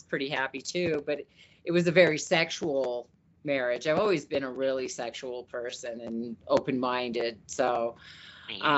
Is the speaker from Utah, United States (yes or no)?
yes; Utah, United States; I grew up in Utah